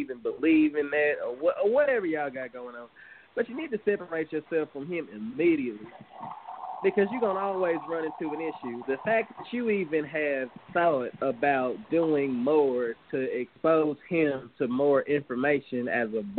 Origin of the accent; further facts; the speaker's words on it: the South, United States; we were born and raised in the South